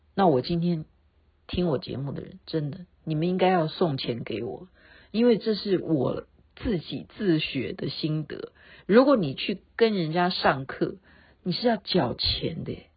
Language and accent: Chinese; Taoyuan, Taiwan; 我是台湾的， 台湾桃园的